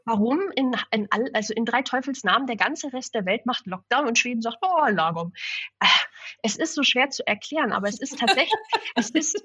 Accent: Hamburg, Germany; moved away as an adult; also born or lived in Sylt / southern Sweden; now in Sweden; ich bin in Hamburg aufgewachsen, auch in der Großstadt

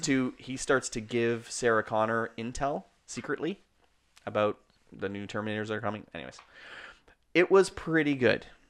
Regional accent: Canada; We're Canadian filmmakers

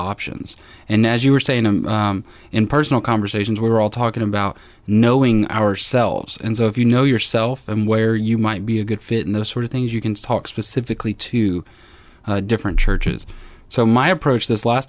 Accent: Dallas, Texas, United States; moved away as an adult; also born or lived in Arkansas; now in Hot Springs, United States; as a Texan, a Dallas Texan, the idea of going to Arkansas was a bit foreign

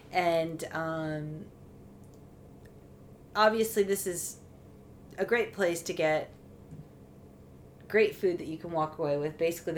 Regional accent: United States; now in France; as an American

